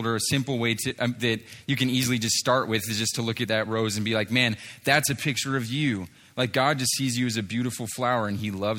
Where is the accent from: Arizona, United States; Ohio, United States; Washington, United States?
Washington, United States; Seattle; moved away; I'm originally from Seattle, Washington kind of area